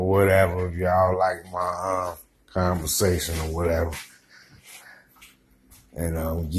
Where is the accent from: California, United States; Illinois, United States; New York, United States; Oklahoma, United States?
Illinois, United States; Chicago; I'm from Chicago, South Side